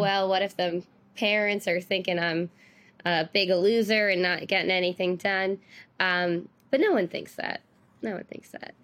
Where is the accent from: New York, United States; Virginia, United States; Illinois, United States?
New York, United States; New York City; I'm from Staten Island